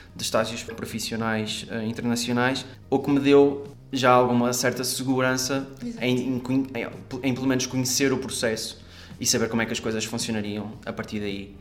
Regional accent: Porto, Norte, Portugal; sou daqui do Porto

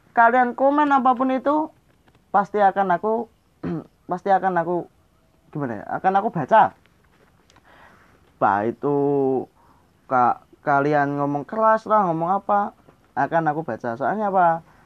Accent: Java, Indonesia; gue asli orang Jawa

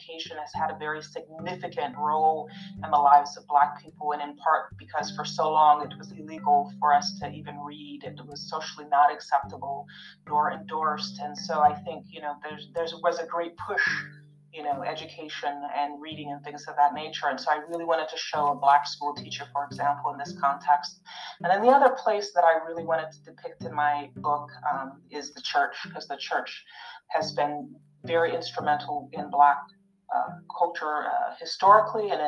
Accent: Wisconsin, United States; I was raised in Wisconsin

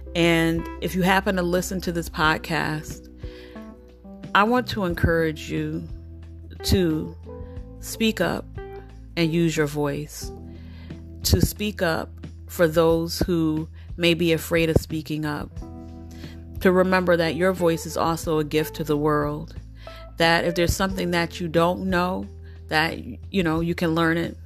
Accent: United States; I'm familiar with American culture

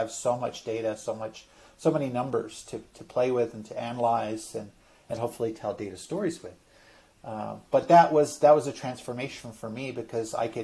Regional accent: Vancouver, British Columbia, Canada; I grew up in Vancouver, British Columbia, Canada

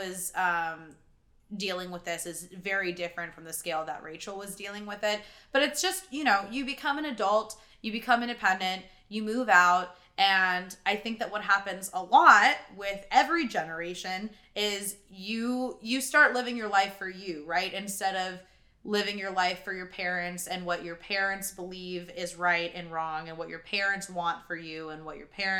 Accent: Texas, United States; also born or lived in Ohio; I'm originally from Texas.

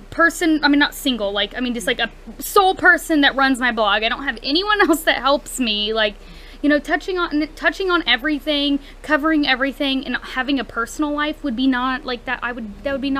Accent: United States; that's the beauty of you know being American. You can have your own opinion

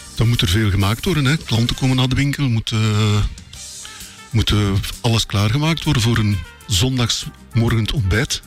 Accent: Belgium; wij als Belgen

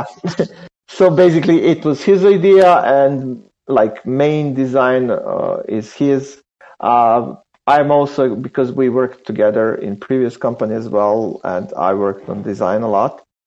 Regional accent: Serbia; We are from Serbia

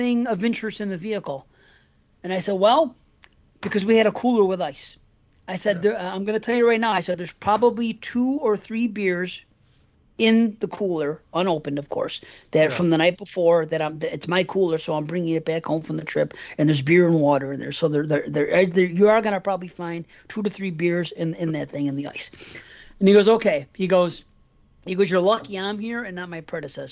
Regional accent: North Tonawanda, New York, United States; North Tonawanda, out here, Buffalo

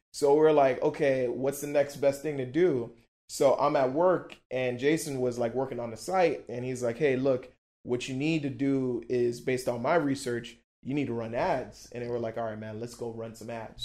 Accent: Miami, Florida, United States; also born or lived in Brussels, Belgium; I'm from Miami

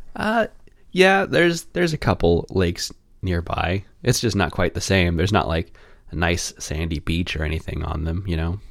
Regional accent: Kansas City, Kansas, United States; I'm from Kansas City, Kansas

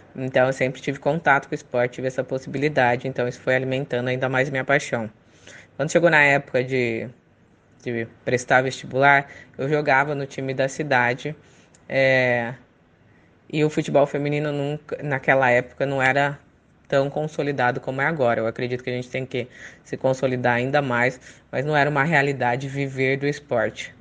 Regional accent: Catanduva, São Paulo, Brazil; also born or lived in Paraná / Bauru; Eu sou paranaense, mas eu fui criado no interior de São Paulo, em Catanduva

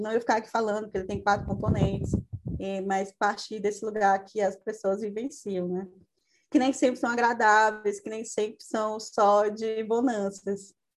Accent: Maranhão, Brazil; moved away; also born or lived in Fortaleza, Ceará; sou de outro estado, sou do Maranhão

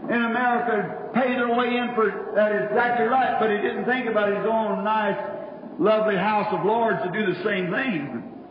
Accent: United States; I'm an American, and I believe in democracy.

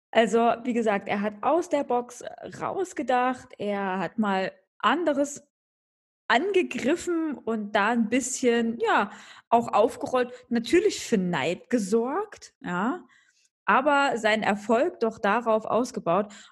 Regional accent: Munich, Bavaria, Germany; Ja, das muss ich natürlich als Münchner muss ich das natürlich sagen.

